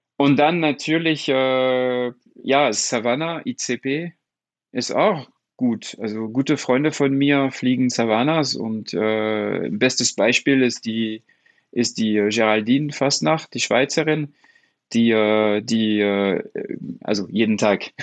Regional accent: France; German is a second language; als Franzose

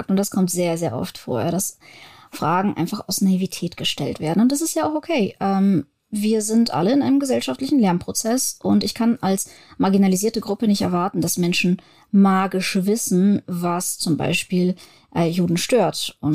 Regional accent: Germany; Ich bin, ich, ich wohne in Deutschland, ich bin Deutsche.

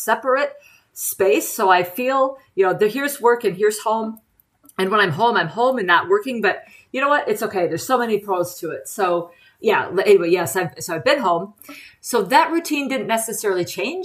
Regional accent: Watertown, South Dakota, United States; now in Oregon, United States; I am originally from South Dakota, the eastern part, a town called Watertown

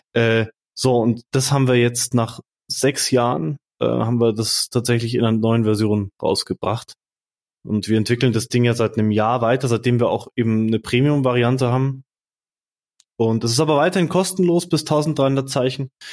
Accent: Munich, Bavaria, Germany; Ich komme hier aus München, aus dem Dorf

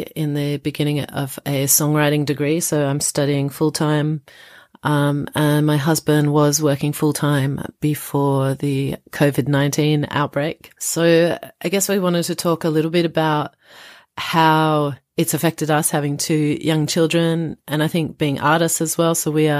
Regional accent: Australia; also born or lived in France; now in London, United Kingdom; I am Australian French and I currently live in Greater London

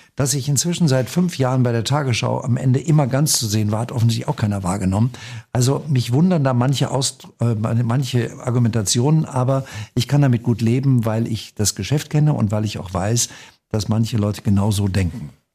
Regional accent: North Rhine-Westphalia, Germany; am Niederrhein, wo ich geboren bin

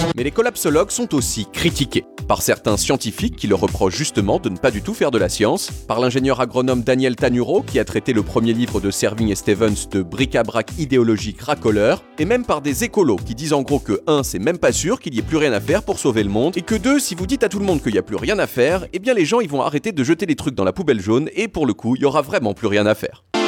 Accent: Portugal; je suis portugais

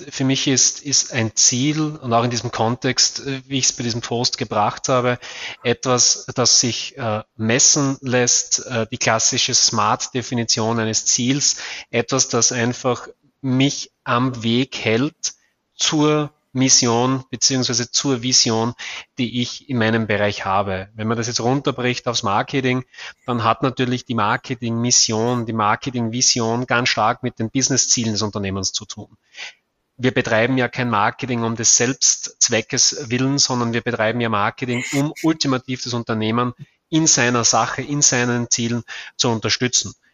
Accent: Austria; bin Österreicher, bin hier in Graz tätig

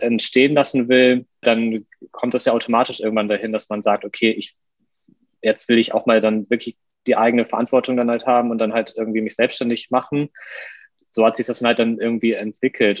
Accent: Westerstede, Lower Saxony, Germany; moved away as an adult; now in Hamburg, Germany; auch aufgewachsen im Norden, bin mit 18 nach meiner Kochausbildung nach Hamburg gezogen, komme ursprünglich aus Niedersachsen, aus einer Kleinstadt namens Westerstede

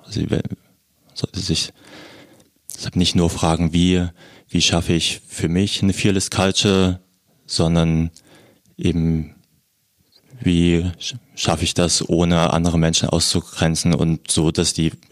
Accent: Berlin, Germany; ich komme aus Berlin, zwei Kinder, eine Frau, gehe gern laufen und schwimmen

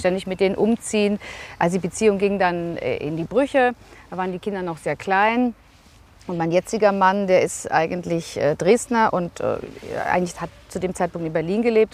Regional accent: Vienna, Austria; moved away as an adult; now in Recklinghausen, Germany; Ich bin Wienerin, waschechte Wienerin, in Wien geboren

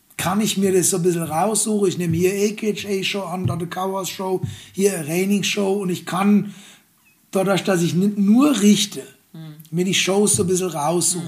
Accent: Germany; bei uns in Deutschland

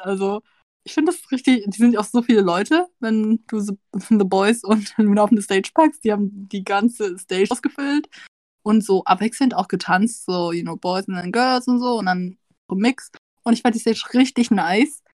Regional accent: Vietnam; als Vietnamese

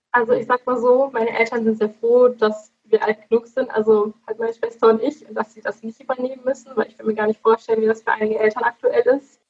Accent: Dorsten, North Rhine-Westphalia, Germany; ich komme aus Dorsten, aus der kleinen Stadt

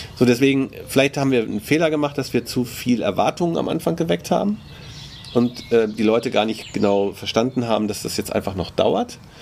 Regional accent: Germany; als Deutsche

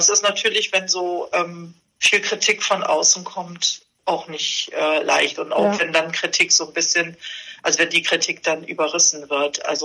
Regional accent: Bremerhaven, Bremen, Germany; Aber ich fahre nach Bremerhaven und ich mag auch Bremerhaven und äh, das ist auch meine Heimatstadt.

